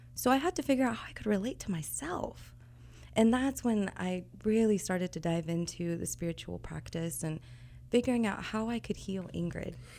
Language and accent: English; Kansas City, Missouri, United States; moved away as an adult; I'm originally from Kansas City